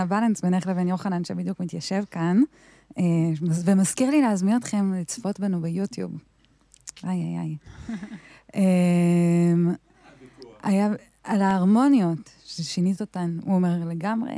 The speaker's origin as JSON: {"language": "Hebrew", "town": "Arad", "region": "Southern District", "country": "Israel", "said": "אני מהמדבר במקור, אני ירדניקית"}